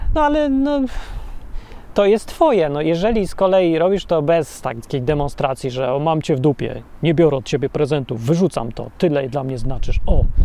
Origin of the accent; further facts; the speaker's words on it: Poland; Ja się wychowałem w bloku PRL-owskim